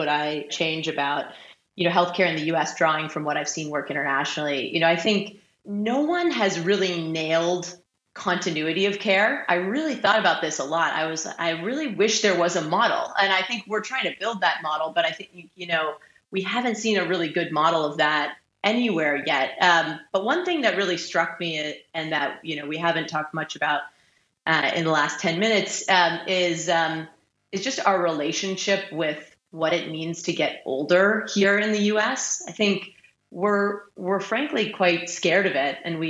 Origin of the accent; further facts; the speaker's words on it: Boston, Massachusetts, United States; my hometown in Boston